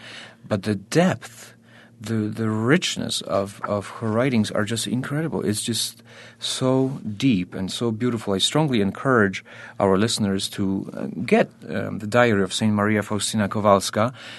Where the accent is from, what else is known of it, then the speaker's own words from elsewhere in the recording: Poland; born there; I was born in Poland.